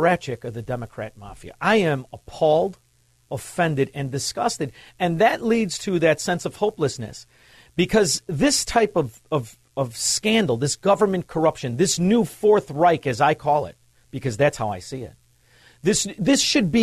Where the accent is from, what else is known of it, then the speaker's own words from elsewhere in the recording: Chicago, Illinois, United States; I'm from Chicago